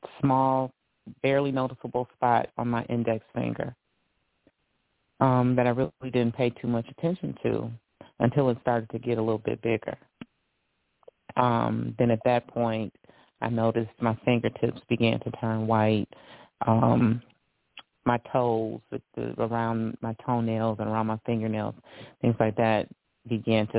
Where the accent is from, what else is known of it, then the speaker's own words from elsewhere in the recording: Detroit, Michigan, United States; I am born and raised in Detroit, Michigan.